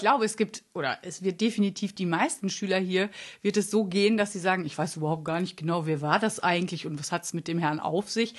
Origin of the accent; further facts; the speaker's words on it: Münster, North Rhine-Westphalia, Germany; ich komme ja auch aus Münster